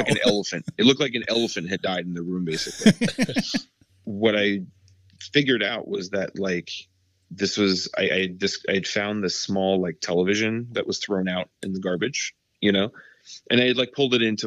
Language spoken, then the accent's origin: English; New York City, New York, United States; I grew up in Brooklyn